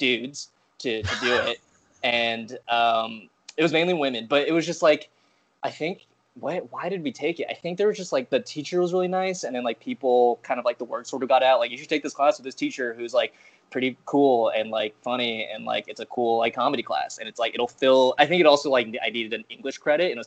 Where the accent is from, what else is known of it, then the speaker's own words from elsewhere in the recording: Nebraska, United States; I grew up in Nebraska, and there was not a lot of, there's really no comedy scene there